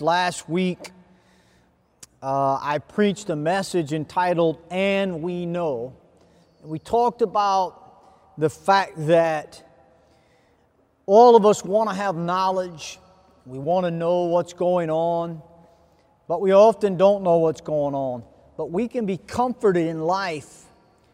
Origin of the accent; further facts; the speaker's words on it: United States; I come from America.